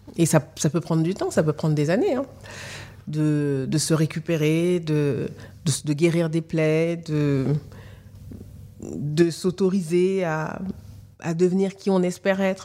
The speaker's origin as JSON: {"language": "French", "country": "France", "tie": "born or raised there", "also_born_or_lived": "Mali", "said": "je n'ai pas grandi là-bas, que j'ai grandi en France"}